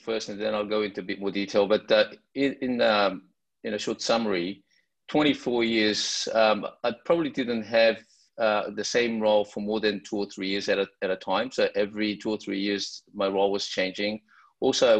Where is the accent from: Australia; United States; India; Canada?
Australia; Sydney, New South Wales; I grew up in Sydney, Australia, and I went to the University of Sydney